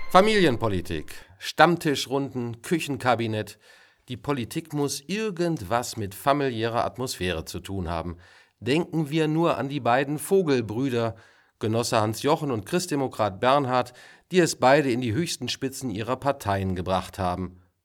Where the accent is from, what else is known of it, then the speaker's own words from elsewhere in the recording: Waldeck-Frankenberg, Hesse, Germany; bei uns in Waldeck-Frankenberg